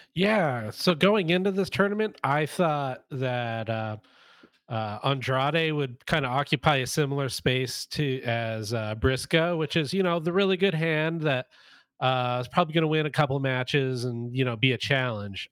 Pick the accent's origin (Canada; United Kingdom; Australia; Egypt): Canada; Winnipeg, Manitoba; I'm from Winnipeg